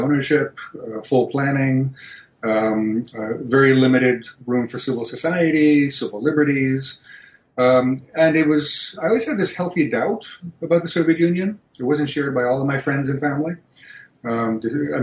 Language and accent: English; Greece; moved away; I was born, I was raised in Greece